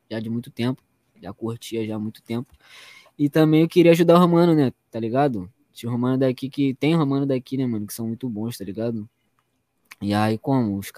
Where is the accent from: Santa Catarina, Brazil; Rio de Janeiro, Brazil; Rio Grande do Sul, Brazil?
Rio de Janeiro, Brazil; Nova Iguaçu; Sou de Nova Iguaçu, mano. Tá maluco?